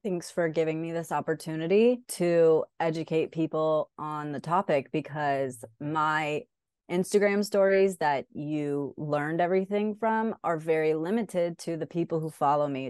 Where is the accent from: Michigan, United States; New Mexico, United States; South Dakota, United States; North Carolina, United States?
North Carolina, United States; Raleigh; I'm from Raleigh, North Carolina. Mm-hmm. Where are you really from? And I'd be like, Raleigh, North Carolina. I was born here